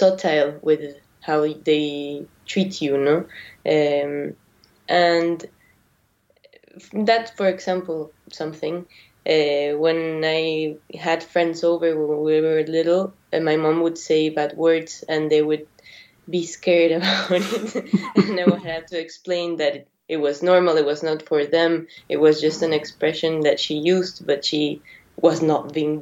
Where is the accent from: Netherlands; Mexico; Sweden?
Mexico; moved away; also born or lived in Argentina; I was born in Argentina. I lived in Mexico all my life.